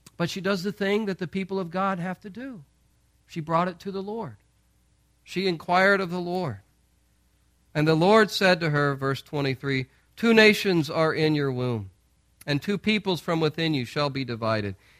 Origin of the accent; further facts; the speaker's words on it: St. Louis, Missouri, United States; moved away; we're from Saint Louis